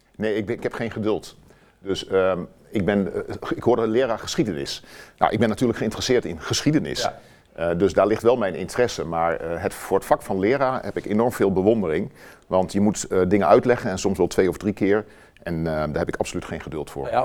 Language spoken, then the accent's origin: Dutch; Wierden, Overijssel, Netherlands; also born or lived in Almelo; ik ben getogen in Wierden. Ja. Onder de rook van Almelo